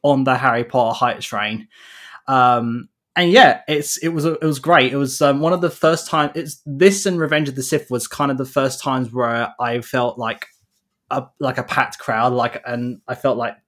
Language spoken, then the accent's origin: English; United Kingdom; a Brit growing up in like the early 2000s